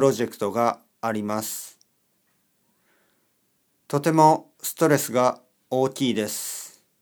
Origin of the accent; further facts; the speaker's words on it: California, United States; now in New York, United States; アメリカのカリフォルニア州出身です。今はニューヨークに住んでいます。